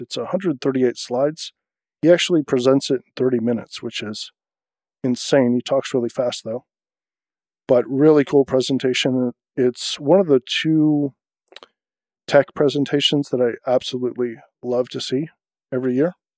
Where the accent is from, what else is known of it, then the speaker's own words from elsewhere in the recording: United States; as an American